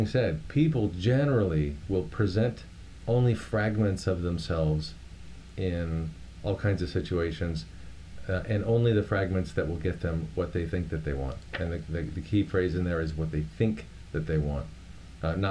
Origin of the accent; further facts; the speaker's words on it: Miami, Florida, United States; I grew up in Miami, Florida